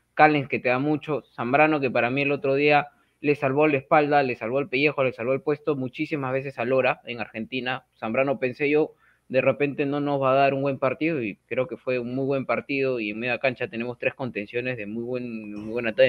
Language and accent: Spanish; Peru